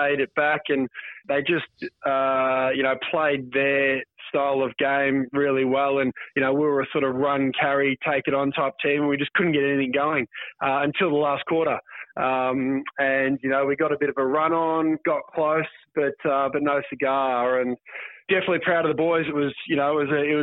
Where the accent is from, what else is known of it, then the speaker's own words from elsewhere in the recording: Rowville, Victoria, Australia; I grew up in Roval, sort of outer southeast